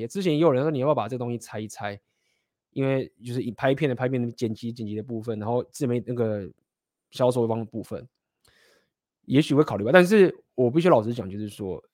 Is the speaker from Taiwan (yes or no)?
yes; Taiwan; 台，台湾在亚洲这些文化，我们是非常地集体主义嘛